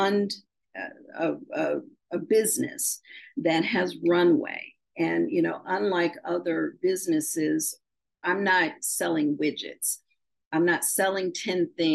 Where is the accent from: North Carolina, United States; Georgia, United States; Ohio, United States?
Ohio, United States; Shaker Heights; I grew up in Shaker Heights, Ohio.